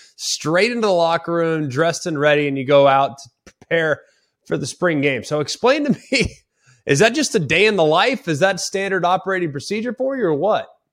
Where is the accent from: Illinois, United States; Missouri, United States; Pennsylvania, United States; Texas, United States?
Texas, United States; Dallas; moved away; I, I grew up in Big twelve country